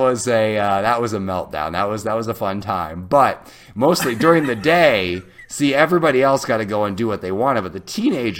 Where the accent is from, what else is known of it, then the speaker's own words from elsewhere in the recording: Illinois, United States; also born or lived in Iowa; I was born in Iowa, lived there till I was in second grade. Then we moved to Illinois